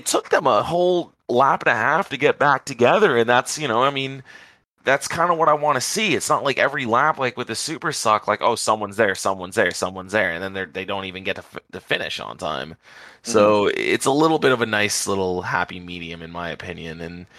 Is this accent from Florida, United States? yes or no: yes; Florida, United States; Look, man, I mean, I'm from South